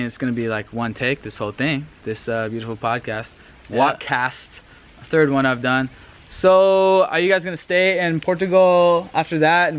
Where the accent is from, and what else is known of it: United States